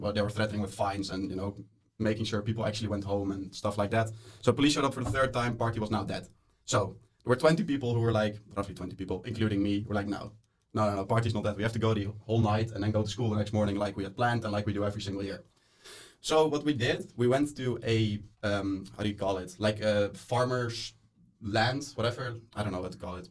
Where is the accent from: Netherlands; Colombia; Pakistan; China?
Netherlands; moved away as an adult; now in Molde, Norway; I am from the Netherlands. I am here just for one semester as an Erasmus student